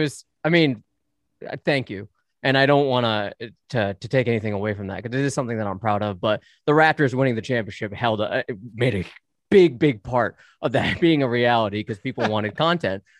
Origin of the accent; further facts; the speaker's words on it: United States; I'm an American